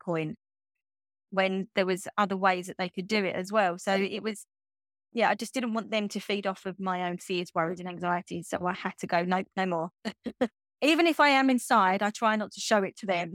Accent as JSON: {"language": "English", "town": "Grays", "region": "East of England", "country": "United Kingdom", "tie": "born or raised there", "moved": "as an adult", "lives_now": "Norfolk, United Kingdom", "said": "I grew up in, in Essex in England, in a small townish, you could get called Grays"}